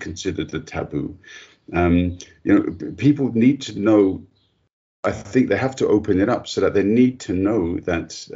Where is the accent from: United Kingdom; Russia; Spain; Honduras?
United Kingdom; moved away; I was born British and I grew up in the UK